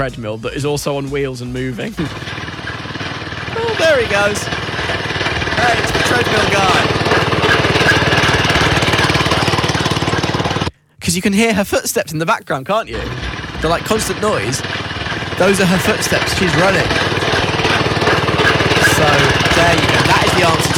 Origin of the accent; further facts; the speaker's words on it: London, United Kingdom; I grew up in Northwest London